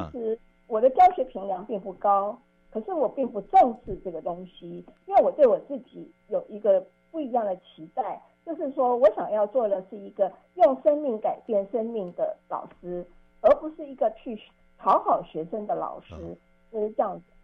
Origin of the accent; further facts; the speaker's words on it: Taipei, Taiwan; 我当时的国中我念的是当时一个明星一中学，就是台北的金华女中